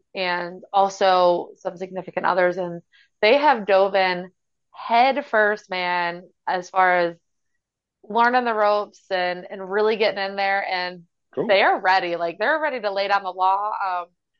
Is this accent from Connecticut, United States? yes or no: no; Kentucky, United States; I grew up in Kentucky.